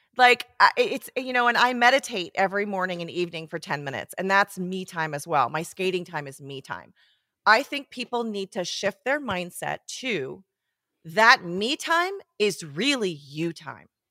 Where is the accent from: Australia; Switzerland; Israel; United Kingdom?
Switzerland; moved away as an adult; also born or lived in Portland, Oregon; now in Bend, United States; I grew up in Switzerland